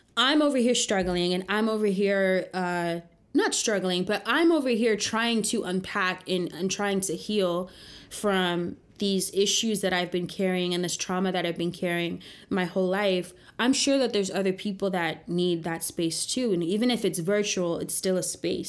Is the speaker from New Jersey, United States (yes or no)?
yes; New Jersey, United States; moved away as an adult; now in New York City, United States; I grew up in the suburbs of New Jersey in the 90s